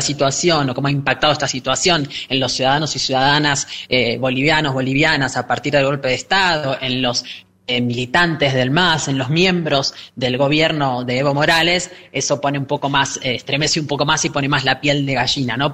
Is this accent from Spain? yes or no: no; Argentina